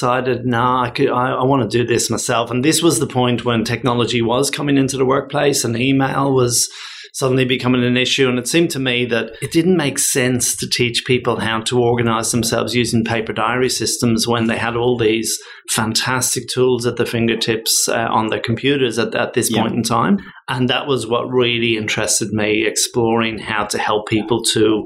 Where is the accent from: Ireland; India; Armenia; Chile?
Ireland; Dublin, Leinster; moved away as an adult; now in Australia; I'm originally from Dublin, Ireland. I came out to Australia 25 years ago, so I've just crossed that line where I've been 25 years in Ireland and 25 years in Australia